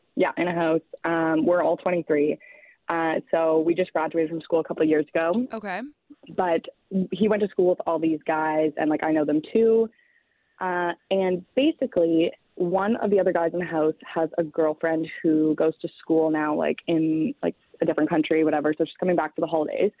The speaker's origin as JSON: {"language": "English", "town": "Toronto", "region": "Ontario", "country": "Canada", "said": "So I'm from Toronto"}